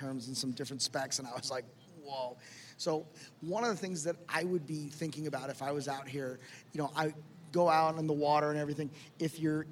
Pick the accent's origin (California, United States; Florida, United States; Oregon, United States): Florida, United States; Miami; Miami, which is my hometown